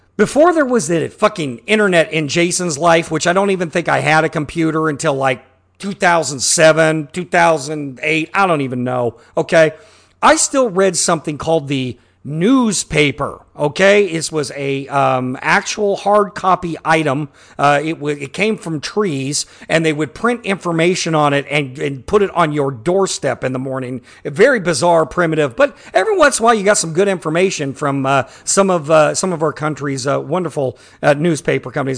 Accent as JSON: {"language": "English", "region": "Midwest", "country": "United States", "tie": "born or raised there", "said": "born and raised in the Midwest"}